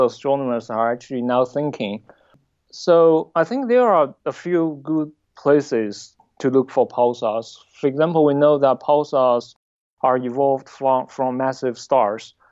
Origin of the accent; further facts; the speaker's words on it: Southwest China, China; moved away; And so I was born in Southwest China. I grew up mainly in the city